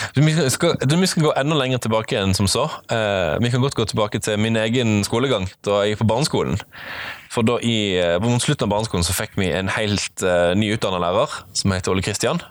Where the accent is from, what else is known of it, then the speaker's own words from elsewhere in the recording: Flekkefjord, Agder, Norway; moved away as an adult; also born or lived in Bærum; flytta de hjem igjen til Flekkefjord om ikke så lenge, der jeg hadde hele barndommen min og mesteparten av ungdomsåra